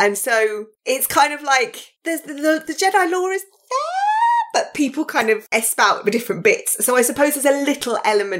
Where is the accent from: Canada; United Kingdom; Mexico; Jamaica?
United Kingdom; Birmingham, West Midlands; I'm a Brummie and, you know, we don't get represented enough. So that's where the accent then came in.